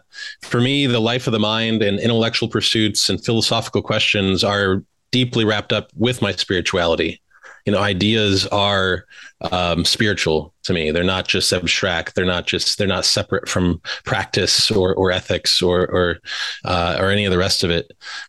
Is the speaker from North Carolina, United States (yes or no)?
no; northern rural Michigan, United States; moved away as an adult; also born or lived in Northwest Ohio / Chicago suburbs, Illinois / Austin, Texas; now in Texas, United States; I was born in Ohio, Northwest Ohio, and then I moved to Michigan pretty quick. And spent my teen years in northern rural Michigan, northern Lower Peninsula. My dad was a director at a Baptist Bible camp up there.